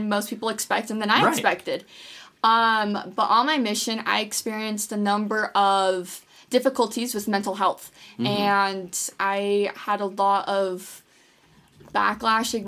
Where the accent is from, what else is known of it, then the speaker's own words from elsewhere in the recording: Draper, Utah, United States; I'm from Draper, Utah